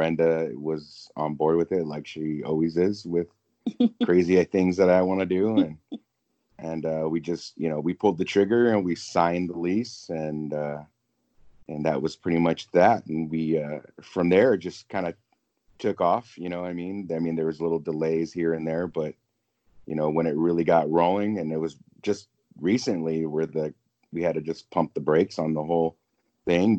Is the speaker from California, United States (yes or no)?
yes; Whittier, California, United States; now in South Orange County, United States; move back to the area where I grew up in Whittier.